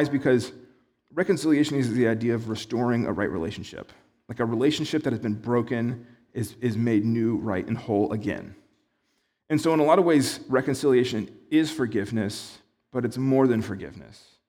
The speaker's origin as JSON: {"language": "English", "country": "United States", "said": "as an American"}